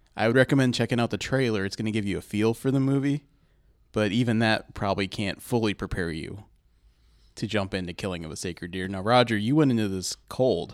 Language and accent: English; Columbus, Ohio, United States; We're from Columbus